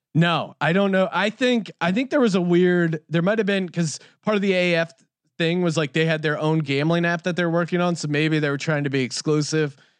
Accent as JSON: {"language": "English", "town": "Philadelphia", "region": "Pennsylvania", "country": "United States", "said": "I'm from Philadelphia"}